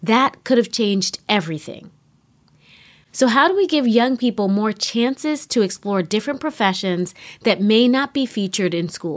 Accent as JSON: {"language": "English", "town": "New York City", "region": "New York", "country": "United States", "tie": "born or raised there", "said": "growing up in New York City"}